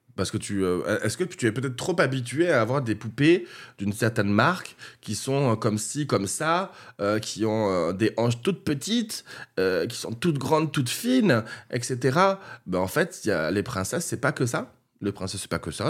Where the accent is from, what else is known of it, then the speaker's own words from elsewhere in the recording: Castres, Occitania, France; je viens du sud de la France, du Tarn, de Castres plus exactement, à côté de Toulouse